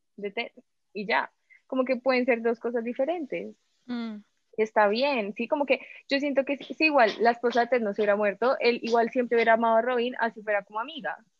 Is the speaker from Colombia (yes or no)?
yes; Colombia